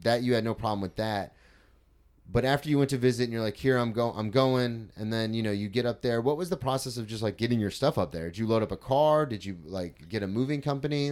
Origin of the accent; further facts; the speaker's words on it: Florida, United States; I grew up in Florida my whole life